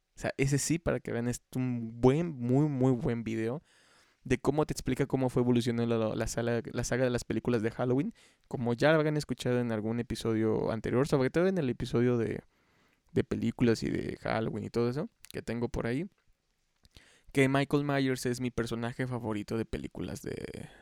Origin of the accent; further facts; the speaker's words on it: Xalapa, Veracruz, Mexico; aquí en Jalapa, yo soy de Jalapa